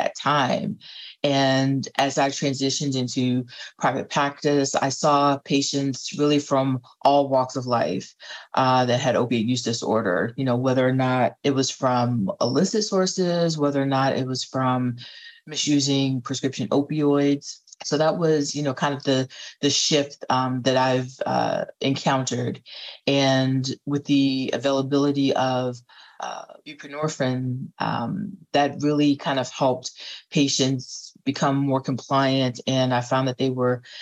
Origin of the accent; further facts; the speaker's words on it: North Carolina, United States; now in Washington, D.C., United States; I am originally from North Carolina, but I currently live in the DC area.